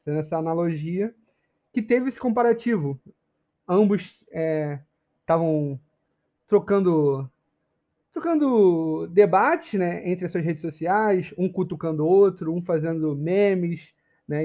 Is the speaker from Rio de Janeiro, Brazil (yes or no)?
yes; Rio de Janeiro, Brazil; Eu sou do Rio